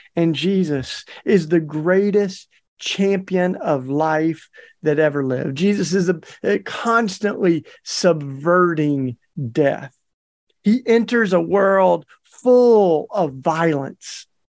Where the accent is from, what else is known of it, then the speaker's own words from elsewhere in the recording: Tennessee, United States; moved away; my home state of Tennessee